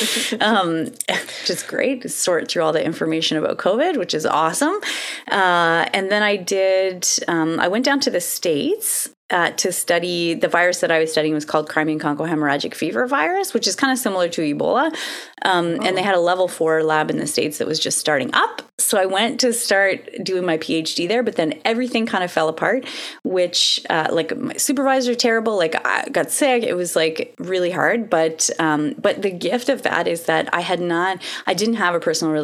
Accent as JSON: {"language": "English", "country": "Canada", "also_born_or_lived": "Ottawa", "said": "I am Canadian"}